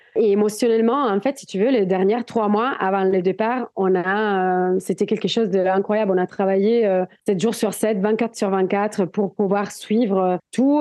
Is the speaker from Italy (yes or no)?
yes; Italy; French is a second language; moved away as an adult; now in Biarritz, France; je viens des montagnes. Je viens des Alpes italiennes.